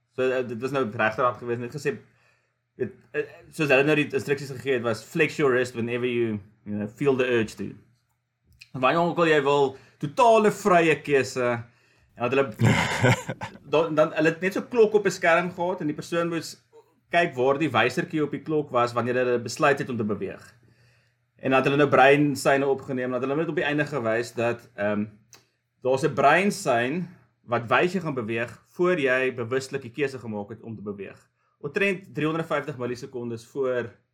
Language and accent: Afrikaans; Vereeniging, Gauteng, South Africa; moved away as an adult; also born or lived in Johannesburg, South Africa / Stellenbosch, South Africa; now in United States; Ek is gebore in Vereniging.